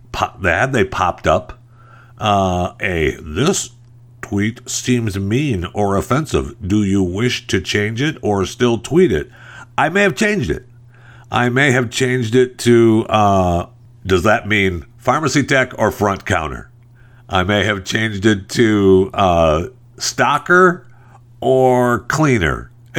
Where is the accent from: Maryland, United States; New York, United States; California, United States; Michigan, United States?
Michigan, United States; I was raised in Michigan.